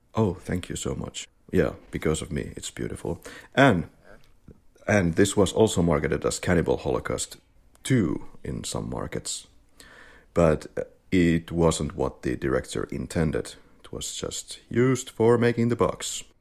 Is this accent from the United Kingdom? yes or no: no; Finland; now in Spain; I studied media, and I was born and raised, born and bred in Finland, and now I'm living in Spain